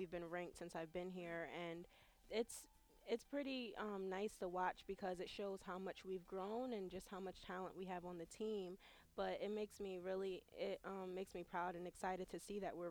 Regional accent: New Haven, Connecticut, United States; I'm from New Haven, Connecticut, which is only an hour

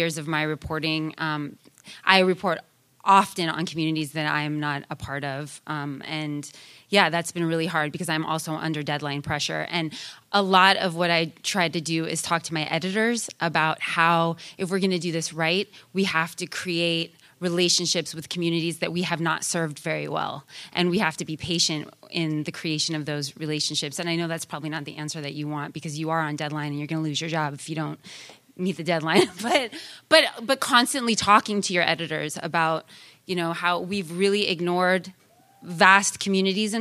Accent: Sacramento, California, United States; born or raised there; also born or lived in Oakland, California

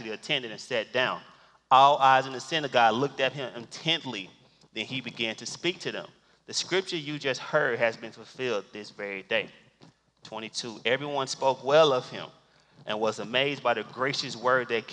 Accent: Cleveland, Mississippi, United States; moved away; I'm from Cleveland, Mississippi, born and bred.

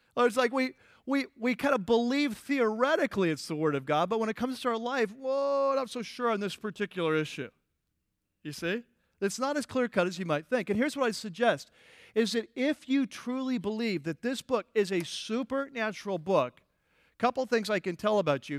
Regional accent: United States; also born or lived in California; our country, United States

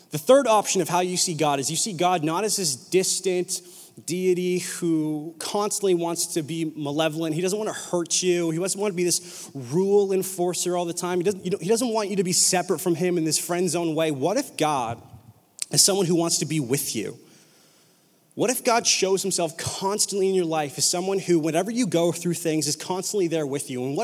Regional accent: Whalley, British Columbia, Canada; I grew up in Whalley, super ghetto elementary school.

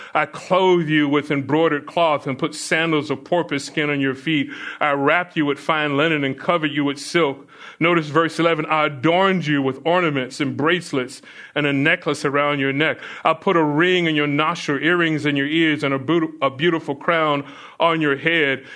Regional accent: Florida, United States; as a kid growing up in Florida

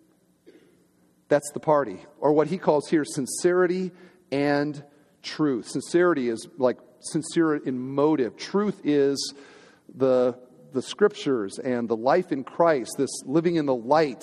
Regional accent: United States; also born or lived in Crown Point, Indiana; We're Americans.

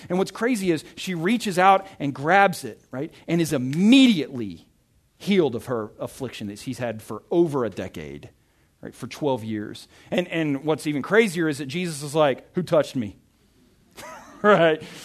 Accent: Arkansas, United States; moved away; I'm from Arkansas

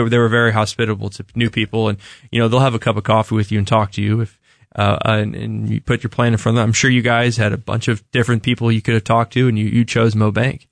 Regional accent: Parkville, Missouri, United States; I grew up in the Parkville area

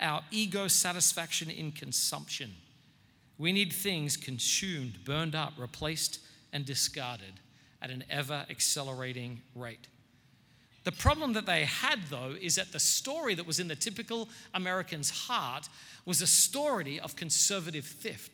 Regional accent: Australia; now in United States; I'm not a self-righteous Australian

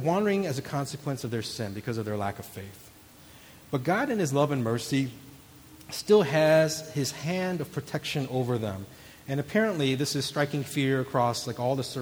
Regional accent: St. Louis, Missouri, United States; I grew up in St. Louis

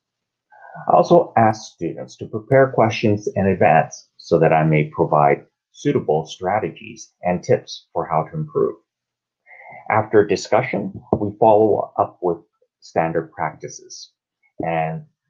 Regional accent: Vancouver, British Columbia, Canada; accent: standard West Coast North American; I'm from Vancouver in Canada. As you can see, I have a standard West Coast North American accent

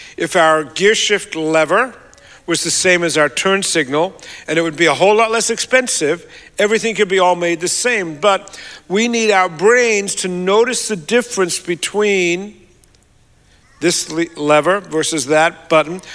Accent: Australia; moved away; I'm an Australian

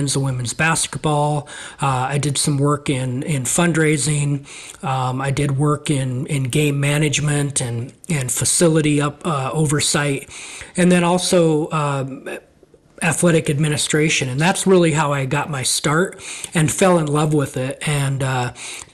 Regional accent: Montana, United States; moved away as an adult; also born or lived in La Grande, Oregon; now in Oregon, United States; growing up in Montana, it's just very much an outdoor environment.

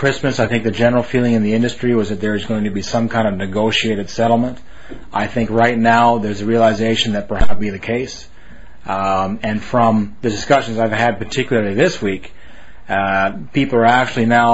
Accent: Winnipeg, Manitoba, Canada; moved away; also born or lived in Vancouver, Canada; When I was growing up in Winnipeg

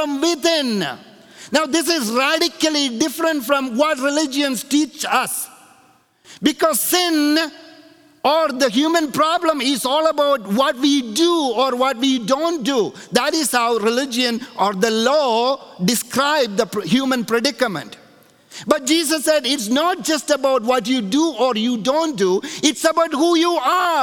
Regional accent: India; moved away; when I grew up in India, there was a tire factory that came to our little town

